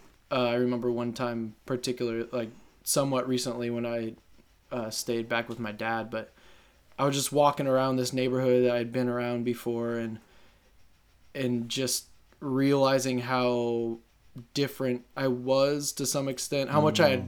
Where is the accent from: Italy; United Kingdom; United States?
United States; Granger, Indiana; also born or lived in South Bend, Indiana; I did grow up in Indiana, South Bend. I grew up in Granger, actually. I was born in South Bend.